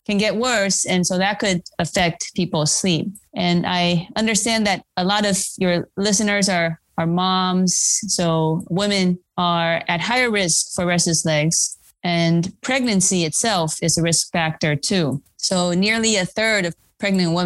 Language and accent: English; Taiwan; moved away; I grew up in Taiwan